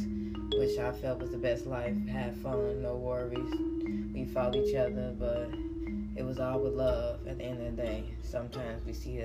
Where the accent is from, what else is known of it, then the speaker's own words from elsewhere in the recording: Chicago, Illinois, United States; I'm from Chicago, it's a big city in the state of Illinois